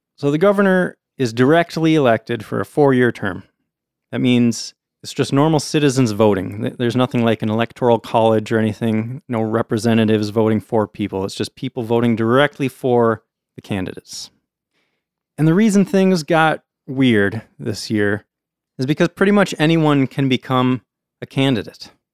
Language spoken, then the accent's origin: English; United States; as an American